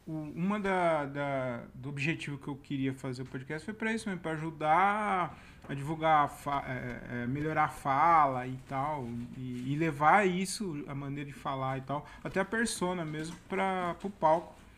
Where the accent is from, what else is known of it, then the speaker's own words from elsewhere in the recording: Várzea Paulista, São Paulo, Brazil; Eu sou de Várzea Paulista